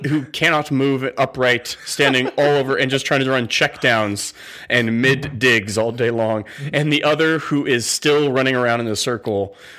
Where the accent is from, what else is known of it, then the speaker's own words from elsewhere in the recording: West Coast, United States; Growing up on the West Coast, I loved this man for my 49ers as I was cheering for him.